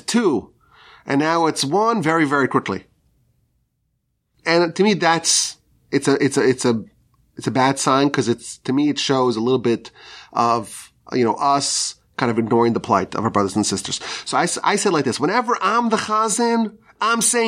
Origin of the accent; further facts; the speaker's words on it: United States; as American Jews